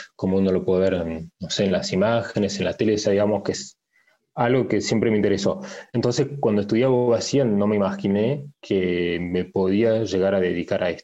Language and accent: Spanish; France; also born or lived in Paris, France / Argentina; Nací en Francia, en París. Mis padres son eh, argentinos, por eso o sea, aprendí el castellano. Después estuve viviendo unos años en la Argentina y mi familia después volvió, volvió a Francia. Entonces, más que nada, me crié en Francia